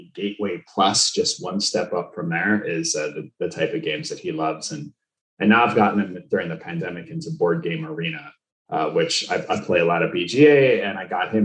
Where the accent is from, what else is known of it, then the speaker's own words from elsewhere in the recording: Skokie, Illinois, United States; moved away; I grew up in Skokie, Illinois, so just north of the city